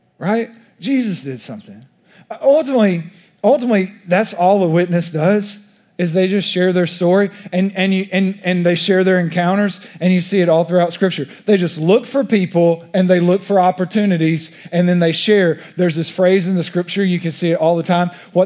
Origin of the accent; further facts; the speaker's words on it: East Texas, United States; accent: East Texas; my East Texas accent